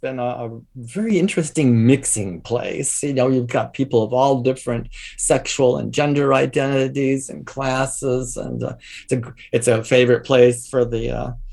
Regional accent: Michigan, United States; moved away; also born or lived in Chicago; I was back in my hometown in Michigan there

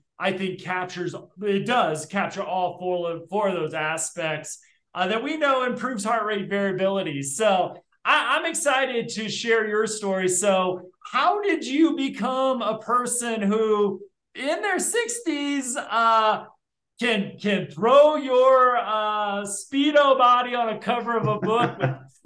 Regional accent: South Bend, Indiana, United States; moved away as an adult; also born or lived in Muncie, Indiana / West Lafayette, Indiana; I was born in South Bend

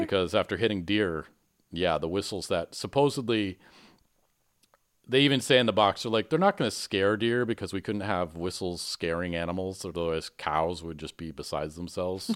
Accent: Michigan, United States; growing up in Michigan

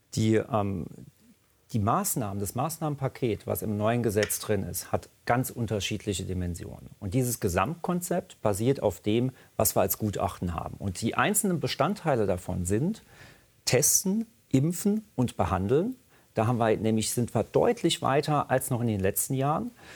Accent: Rhineland-Palatinate, Germany; da, wo ich herkomme, in der Pfalz

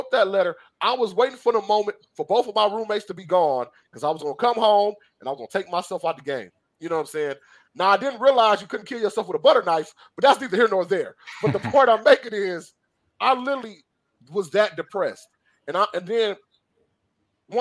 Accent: Detroit, Michigan, United States; Growing up in Detroit, I grew up in the ghetto, the hood, whatever you want to call it

